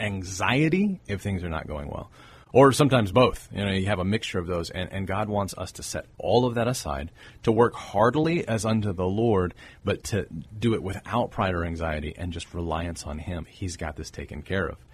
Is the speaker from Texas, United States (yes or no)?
yes; Corpus Christi, Texas, United States; born and raised in Corpus Christi.